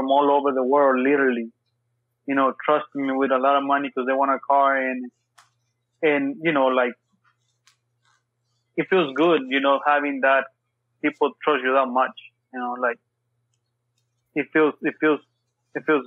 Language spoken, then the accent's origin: English; Texas, United States; I'm from Texas